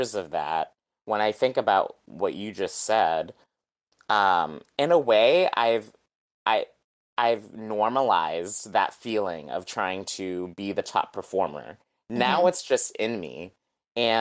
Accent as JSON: {"language": "English", "region": "New England", "country": "United States", "tie": "born or raised there", "said": "I grew up in New England"}